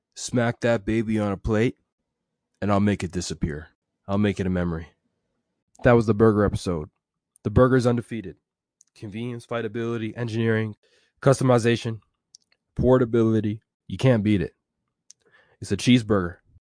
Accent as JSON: {"language": "English", "town": "Edmonton", "region": "Alberta", "country": "Canada", "said": "I'm from Edmonton, Alberta"}